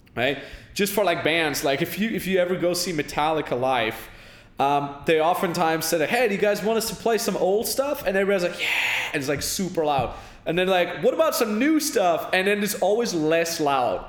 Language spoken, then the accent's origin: English; Austria; my hometown in austria